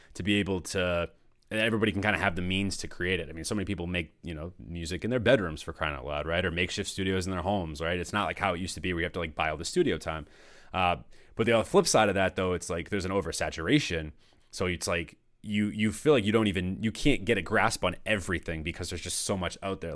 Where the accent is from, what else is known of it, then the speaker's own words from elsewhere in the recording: North Shore of Massachusetts, United States; I grew up in Massachusetts my whole life